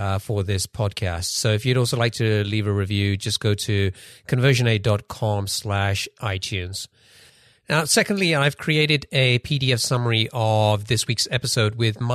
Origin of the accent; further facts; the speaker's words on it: London, United Kingdom; now in Seattle area, United States; we're both from London. I'm in the Seattle area